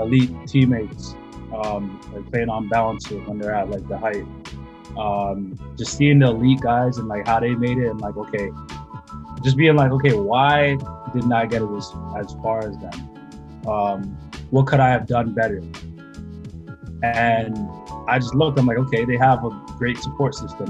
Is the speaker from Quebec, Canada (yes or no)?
no; Mississauga, Ontario, Canada; also born or lived in Burlington; growing up in Mississauga